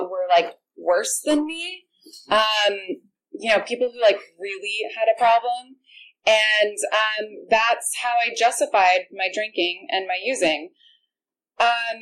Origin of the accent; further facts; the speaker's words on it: Orange County, California, United States; I grew up in Orange County